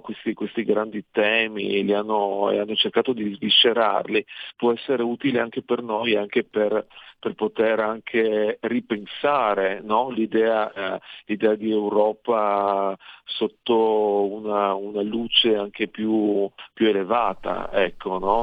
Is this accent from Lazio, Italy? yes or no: no; Pieris, Friuli-Venezia Giulia, Italy; Pieri, dove sono nato io nel, nel Monfalconese